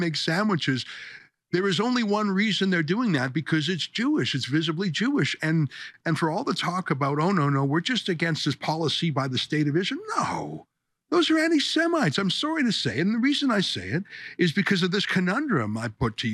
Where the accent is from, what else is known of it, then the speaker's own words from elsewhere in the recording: Toronto, Ontario, Canada; Toronto, Canada, my hometown